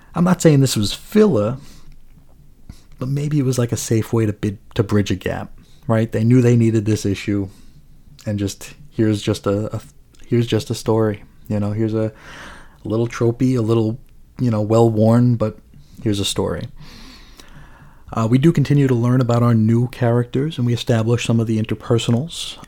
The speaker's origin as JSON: {"language": "English", "region": "New York", "country": "United States", "tie": "born or raised there", "also_born_or_lived": "Long Island", "moved": "yes", "lives_now": "Arizona, United States", "said": "growing up in New York"}